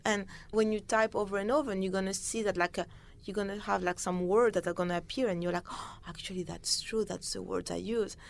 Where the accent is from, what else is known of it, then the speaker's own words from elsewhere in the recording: Paris, Île-de-France, France; I grew up in Paris.